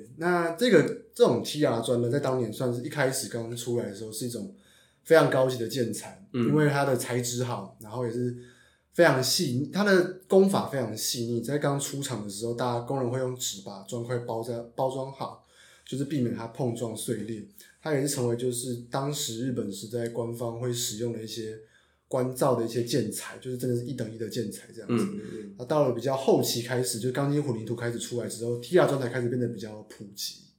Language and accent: Chinese; Taichung, Taiwan; now in Taipei, Taiwan; 我是台中人